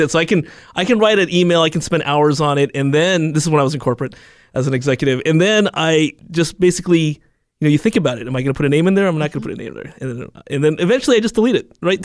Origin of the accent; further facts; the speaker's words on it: Alameda, California, United States; my hometown, Alameda